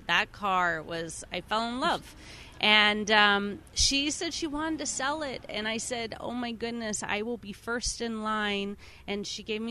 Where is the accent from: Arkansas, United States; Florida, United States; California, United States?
California, United States; Chico; I grew up in Chico